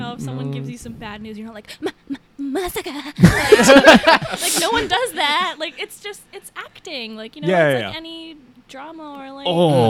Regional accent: Nagoya, Aichi, Japan; accent: Nagoya-ben; moved away; I have a little bit of a Nagoya Ben because I grew up in the South, so, like, I slur.

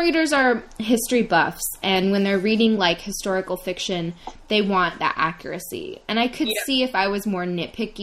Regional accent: United States; me as an American

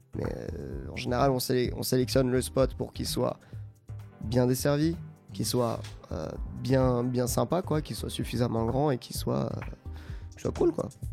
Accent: Saint-Germain-en-Laye, Île-de-France, France; on vient de Saint-Germain-en-Laye avec, avec toute l'équipe de la coloc. Aujourd'hui, on est 6 et on vient tous des alentours de Saint-Germain-en-Laye

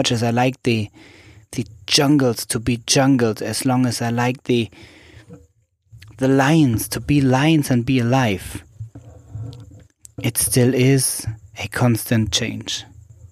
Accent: Germany; moved away as an adult; also born or lived in Berlin, Germany / Zanzibar, Tanzania; now in Switzerland; I grew up in Germany, and I am in Zanzibar, Tanzania at the moment, and live large parts of my life in Switzerland.

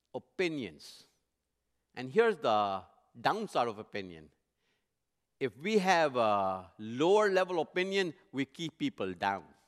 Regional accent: India; moved away; I was born and raised in India, not too far from the Middle Eastern culture.

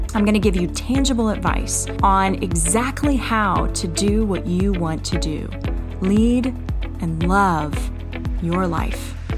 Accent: the South, United States; I'm from the South? 'Cause that's what we do is we feed people

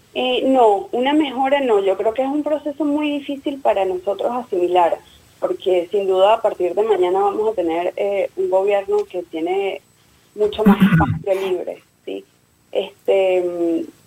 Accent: Venezuela; now in Buenos Aires, Argentina

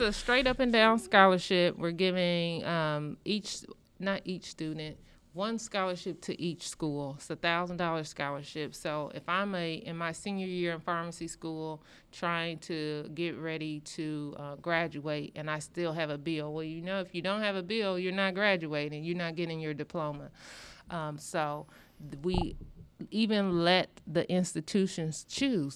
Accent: rural Illinois, United States; moved away as an adult; now in Indianapolis, United States; I'm from the Midwest, but coming in, I'm from rural Illinois

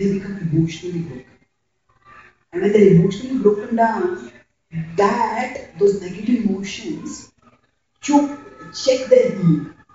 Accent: Mumbai, Maharashtra, India; I come from Mumbai, India

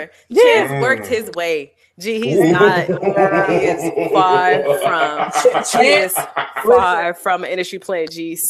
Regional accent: Chicago, Illinois, United States; I'm from Chicago.

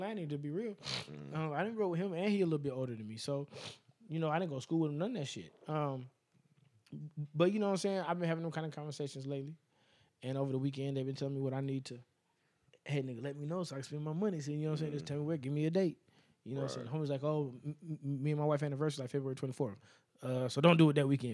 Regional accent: Las Vegas, Nevada, United States

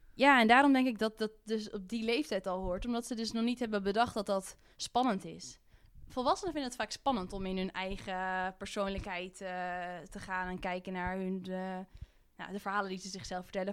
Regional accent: Haarlem, North Holland, Netherlands; ik kom uit Haarlem

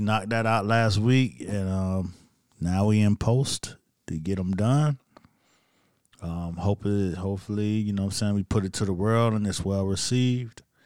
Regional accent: Miami, Florida, United States; I'm from Miami

